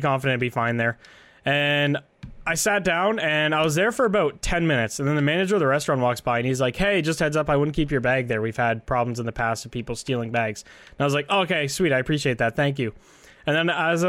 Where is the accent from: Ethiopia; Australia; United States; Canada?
Canada